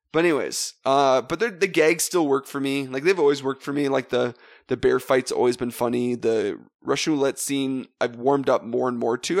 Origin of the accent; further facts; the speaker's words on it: Western Canada, Canada; Actually, we're from Western Canada